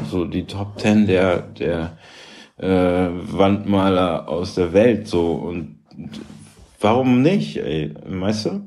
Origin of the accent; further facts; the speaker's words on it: Bremen, Germany; also born or lived in Münster / Karlsruhe; now in Hamburg, Germany; ich bin in Bremen groß geworden, so ich wohne auf St. Pauli